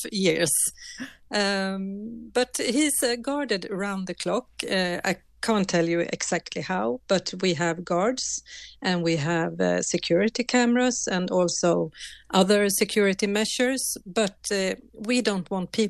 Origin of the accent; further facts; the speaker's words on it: Gävle, Gävleborg County, Sweden; I was raised here in Gavle and I know a lot of people and I've seen the Christmas goat since I was a child